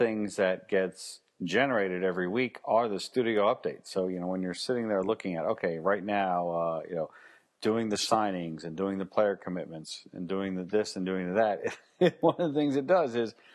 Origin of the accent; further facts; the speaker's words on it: Alabama, United States; I was born in Alabama in the shadow of the university